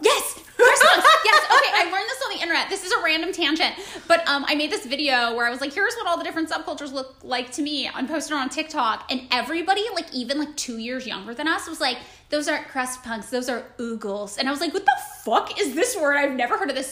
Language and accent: English; Fresno, California, United States; moved away; I grew up in Fresno